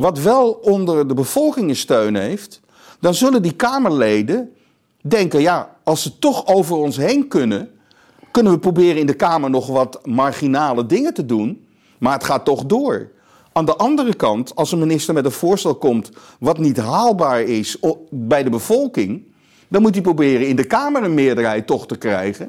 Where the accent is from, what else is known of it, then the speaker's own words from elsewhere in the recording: Amsterdam, North Holland, Netherlands; in Amsterdam West, waar ik opgegroeid ben